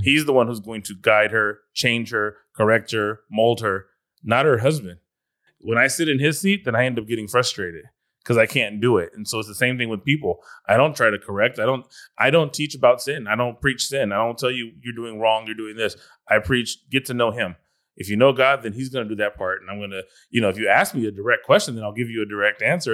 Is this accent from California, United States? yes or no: yes; California, United States; I'm from California